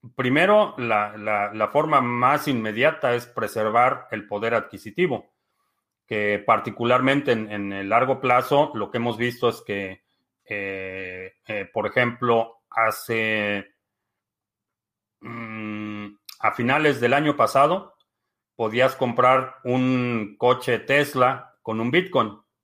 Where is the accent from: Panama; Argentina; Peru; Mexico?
Mexico; now in United States; nací en México. Vivo en Estados Unidos.